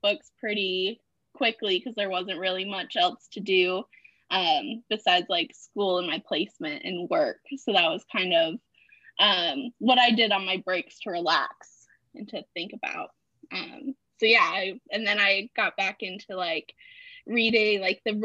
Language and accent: English; Illinois, United States; moved away as an adult; now in Maine, United States; I am originally from Illinois, but then recently moved out to Maine for grad school